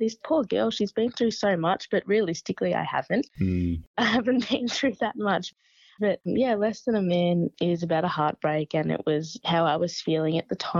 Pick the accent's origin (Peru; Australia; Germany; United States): Australia; Echuca, Victoria; my hometown in Echuca